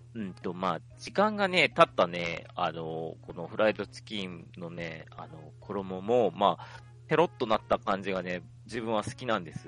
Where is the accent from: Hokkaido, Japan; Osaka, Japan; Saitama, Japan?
Hokkaido, Japan; 自分北海道民